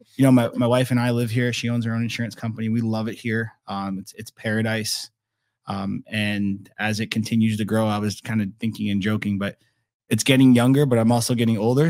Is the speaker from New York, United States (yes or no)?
no; Naples, Florida, United States; now in Estero, United States; growing up in Naples